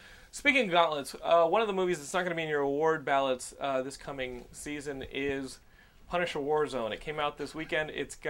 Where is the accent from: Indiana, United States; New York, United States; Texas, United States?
Texas, United States; You gotta remember, I'm a Texan, so sometimes I just blur through. I just fly through words.